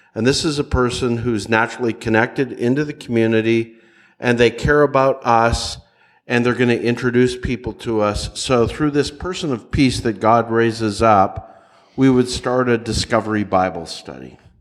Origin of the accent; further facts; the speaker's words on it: Nashville, Tennessee, United States; I'm from the Nashville area